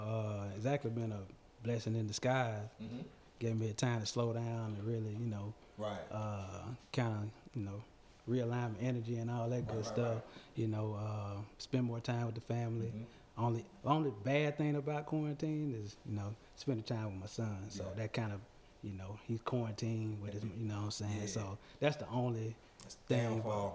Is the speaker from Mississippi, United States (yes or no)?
yes; Hattiesburg, Mississippi, United States; moved away; I was born in Hattiesburg, Mississippi.